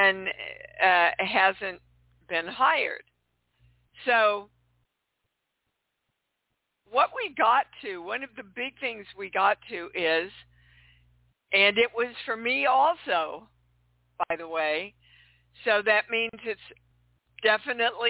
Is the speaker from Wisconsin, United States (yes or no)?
no; Kansas City, Missouri, United States; moved away; I'm coming to you from my hometown of Kansas City. It's nice to be home.